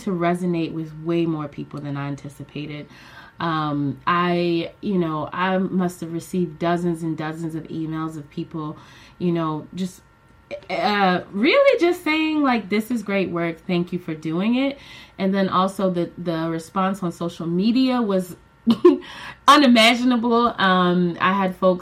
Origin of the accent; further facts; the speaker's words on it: Philadelphia, Pennsylvania, United States; I am in Philadelphia, Pennsylvania. That's my hometown, West Philly to be specific. And yeah, this is where I was born and raised